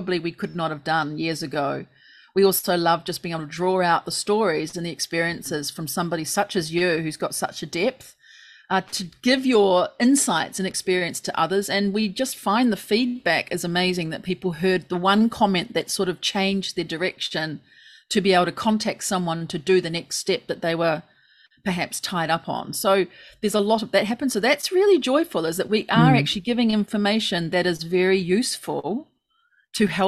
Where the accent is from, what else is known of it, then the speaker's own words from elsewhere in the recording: New Zealand; our little Kiwi laid backness